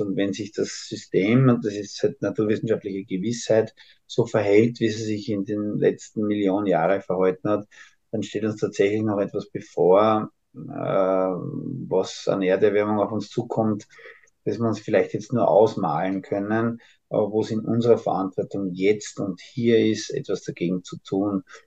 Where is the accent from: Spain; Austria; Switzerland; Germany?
Austria; als Österreicher